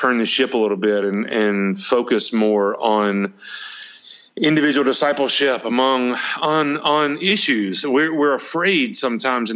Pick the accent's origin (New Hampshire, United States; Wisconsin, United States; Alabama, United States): Alabama, United States; Alexander City; moved away as an adult; also born or lived in Auburn, Alabama / Dadeville, Alabama / Jacksonville, Florida / Jasper, Alabama; now in Roswell, United States; my hometown of Alex City, Alabama